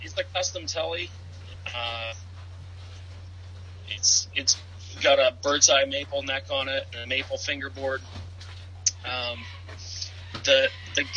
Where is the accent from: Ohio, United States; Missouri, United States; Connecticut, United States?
Ohio, United States; Tiffin; I'm from Tiffin, Ohio, here in the U.S.